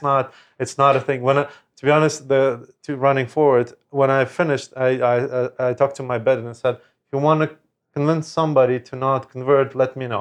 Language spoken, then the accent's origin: English; Lviv, Lviv Oblast, Ukraine; moved away; in my hometown, in Lviv, in Ukraine